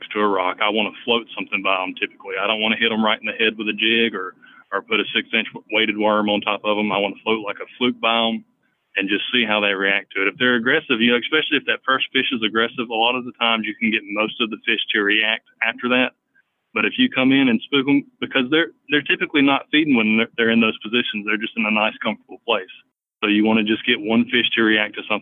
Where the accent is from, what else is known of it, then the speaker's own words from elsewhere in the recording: Selma, Alabama, United States; now in Birmingham, United States; I'm from Selma, Alabama. I grew up down there fishing on the Alabama River